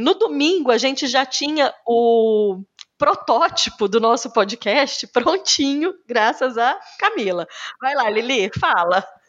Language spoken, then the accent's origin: Portuguese; Cássia, Minas Gerais, Brazil; moved away as an adult; also born or lived in Uberlândia / Campinas / Switzerland; eu sou mineira, Sou do interior de Minas Gerais, nasci numa cidadezinha de 17 mil habitantes, Cássia